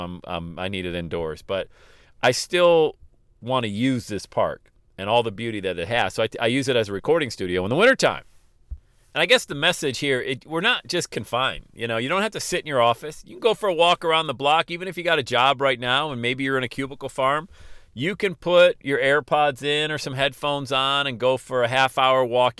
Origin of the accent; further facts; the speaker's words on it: Loveland, Ohio, United States; here in my hometown of Loveland, Ohio, bedroom community of Cincinnati